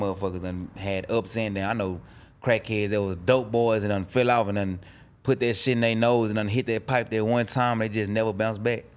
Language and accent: English; Dallas, Texas, United States; I'm from Dallas, Oak Cliff